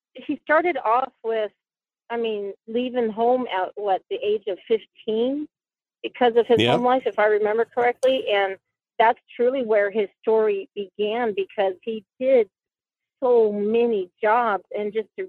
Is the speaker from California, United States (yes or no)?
no; Anchor Point, Alaska, United States; I'm from Anchor Point.